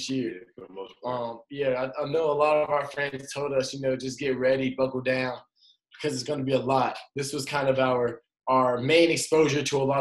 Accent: Atlanta, Georgia, United States; moved away; I'm from Atlanta, Georgia

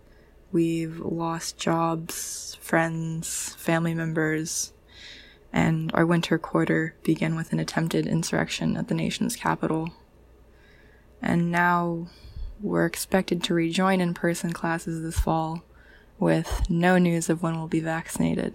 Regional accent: Mojave Desert, California, United States; moved away as an adult; also born or lived in Santa Cruz, California; now in Arcata, United States; where I grew up in the Mojave Desert

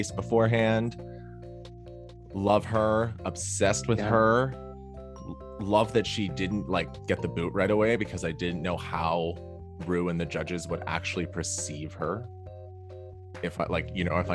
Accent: Toronto, Ontario, Canada; That I grew up with in Toronto

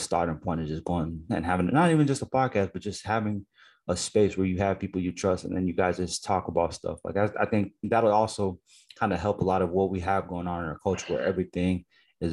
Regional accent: United States; I'm an Americanized Nigerian person where I grew up in America

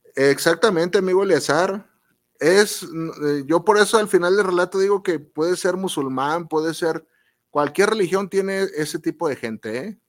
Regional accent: Guadalajara, Jalisco, Mexico; aquí en Guadalajara, los que somos de Guadalajara

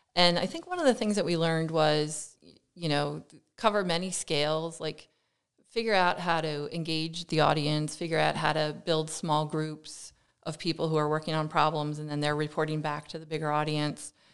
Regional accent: Lehigh Valley, Pennsylvania, United States; moved away as an adult; now in New Jersey, United States; I come from the Lehigh Valley in Pennsylvania

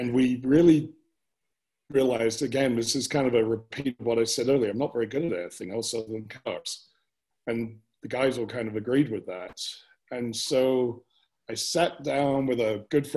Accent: England, United Kingdom; also born or lived in United States; now in Cheyenne, United States; me as an Englishman

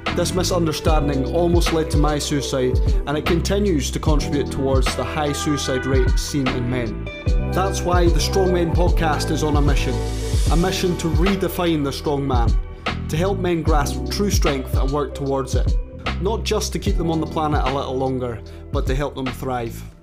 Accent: Castletown, Scotland, United Kingdom; accent: Caithness; having grown up in this small neighbourhood of Castletown up in Caithness.

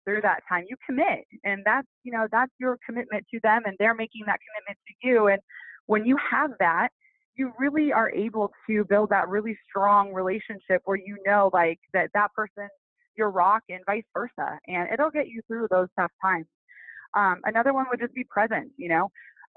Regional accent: Midwest, United States; also born or lived in Toronto; now in Las Vegas, United States; I'm from the Midwest

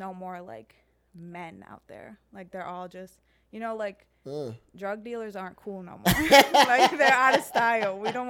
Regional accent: Montenegro; moved away; So like, I'm from Montenegro.

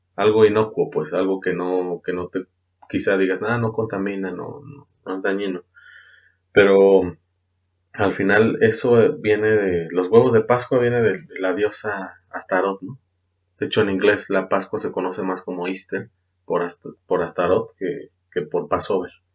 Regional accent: Mexico; Hablando como mexicanos

